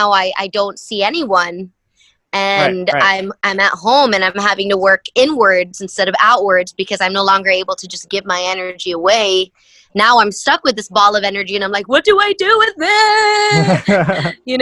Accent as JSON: {"language": "English", "town": "Kaneohe", "region": "Hawaii", "country": "United States", "tie": "born or raised there", "also_born_or_lived": "Houston, Texas / San Diego, California", "moved": "as an adult", "said": "I grew up in Hawaii"}